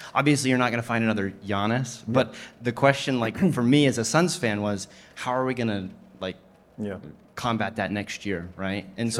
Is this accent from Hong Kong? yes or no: no; Arizona, United States; moved away; Question for fellow Arizonan, Ryan. I came from Arizona too